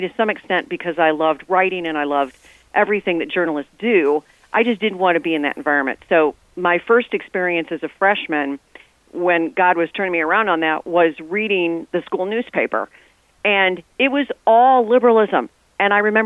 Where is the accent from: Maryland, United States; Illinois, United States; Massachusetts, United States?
Illinois, United States; Chicago; I grew up in the Chicago area.